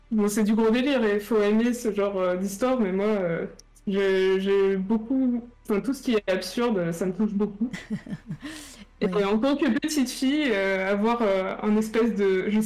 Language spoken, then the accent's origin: French; Marne-la-Vallée, Île-de-France, France; je viens de Marne-la-Vallée, donc c'est pas loin de Disneyland